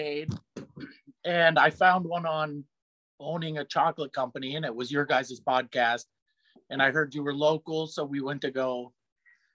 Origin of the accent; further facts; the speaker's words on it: Sammamish, Washington, United States; also born or lived in Batumi, Georgia; I'm from Sammamish.